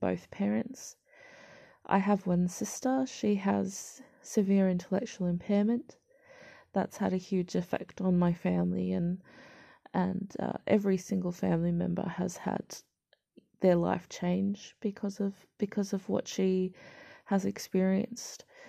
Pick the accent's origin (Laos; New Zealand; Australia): Australia; I'm Caucasian Australian born